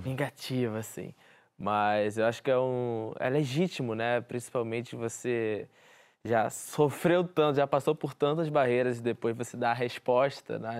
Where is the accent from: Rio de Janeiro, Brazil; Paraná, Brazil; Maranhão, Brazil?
Rio de Janeiro, Brazil; É a vista do Morro da Deus, que é a favela onde eu moro, onde eu nasci, fui criado, minha família toda mora aqui também.